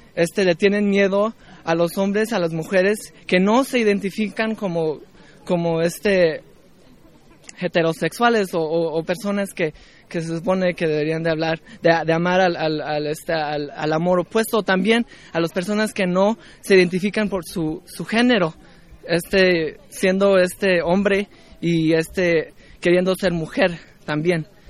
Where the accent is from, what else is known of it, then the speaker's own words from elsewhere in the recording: Los Angeles, California, United States; de Los Ángeles, California, en Estados Unidos.